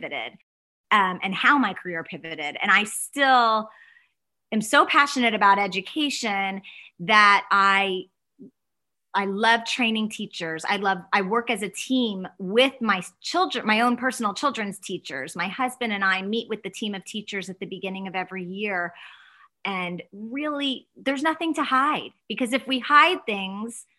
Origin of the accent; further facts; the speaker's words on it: Dallas, Texas, United States; I am from Dallas. I live in Dallas, Texas